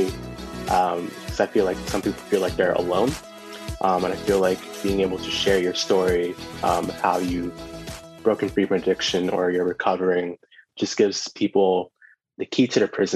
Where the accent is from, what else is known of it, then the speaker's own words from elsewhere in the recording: Orlando, Florida, United States; also born or lived in Brooklyn, New York / United Kingdom; I was born in Brooklyn, but I grew up in Orlando and spent some time as a kid in the UK, because that's where my mom's from